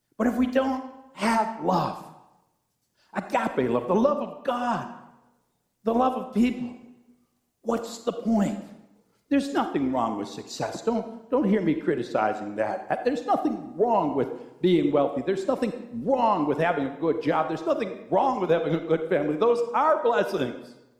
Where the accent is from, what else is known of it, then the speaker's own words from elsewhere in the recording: Cheektowaga, New York, United States; I grew up in a church in Snyder, New York. I was from Cheektowaga